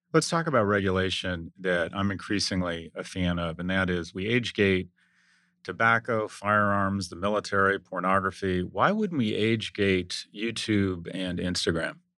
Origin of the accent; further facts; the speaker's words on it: United States; as an American